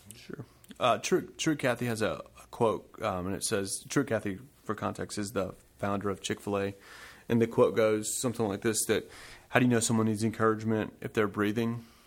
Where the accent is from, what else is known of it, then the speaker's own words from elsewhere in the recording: Smyrna, Georgia, United States; moved away as an adult; also born or lived in New Jersey / Chicago; now in Whitehall, United States; I grew up in Smyrna, Georgia, like my brother, Joseph.